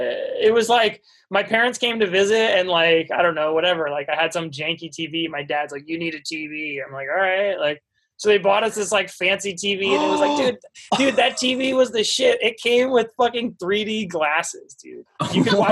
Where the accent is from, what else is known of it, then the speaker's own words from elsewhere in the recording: East Coast, United States; Like, I'm from the East Coast, so they came and visited me.